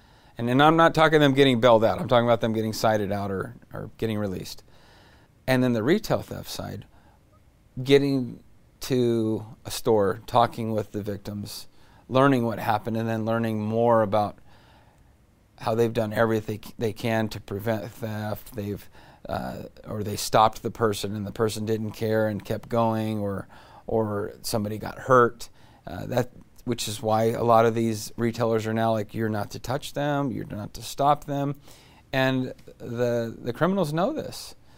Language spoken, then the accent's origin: English; Modesto, California, United States; We have a beautiful state. I'm from Modesto.